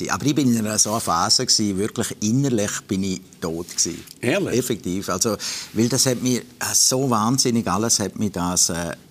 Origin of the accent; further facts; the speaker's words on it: Graubünden, Switzerland; now in Zürich, Switzerland; Wenn sie mich rausnehmen als Bündner hier in Zürich, dann kann ich mich ganz dumm stellen.